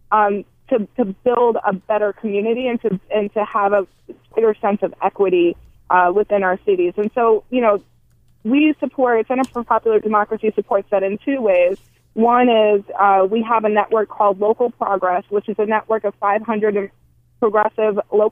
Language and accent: English; Milwaukee, Wisconsin, United States; my hometown of Milwaukee